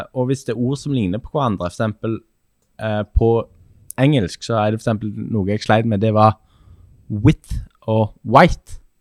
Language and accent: Norwegian; Sandnes, Rogaland, Norway; moved away as an adult; now in Hamar, Norway; Jeg er født og oppvokst